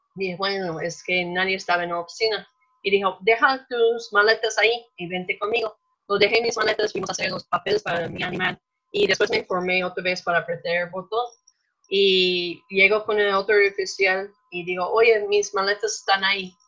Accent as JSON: {"language": "Spanish", "region": "Minnesota", "country": "United States", "tie": "born or raised there", "accent": "gringo", "second_language": "Spanish", "moved": "as an adult", "lives_now": "Mexico", "said": "yo crecí en Minnesota, claro que nos notan que tenemos un acento gringo"}